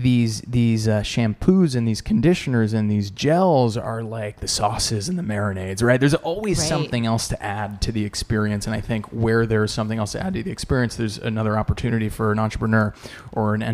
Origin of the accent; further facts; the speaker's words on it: New Jersey, United States; I'm from New Jersey originally